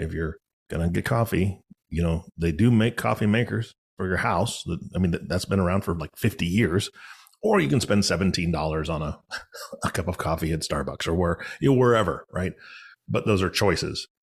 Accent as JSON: {"language": "English", "town": "Seattle", "region": "Washington", "country": "United States", "tie": "born or raised there", "said": "so I'm from Seattle."}